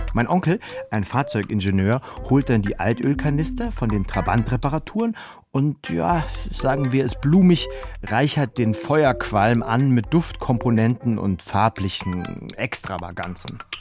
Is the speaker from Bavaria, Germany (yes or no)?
no; Halle, Saxony-Anhalt, Germany; auf dem Marktplatz meiner Heimatstadt